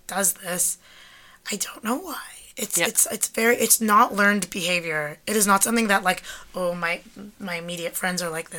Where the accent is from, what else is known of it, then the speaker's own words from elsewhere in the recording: Toronto, Ontario, Canada; because I grew up in Toronto.